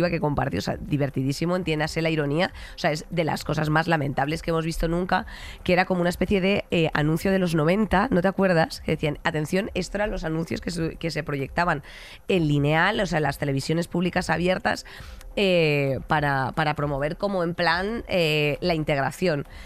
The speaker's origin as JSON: {"language": "Spanish", "region": "Catalonia", "country": "Spain", "said": "oiga, yo no mm. tengo por qué estar explicando a cada sitio que voy que yo soy perfectamente catalana, ¿sabes a lo que me refiero?"}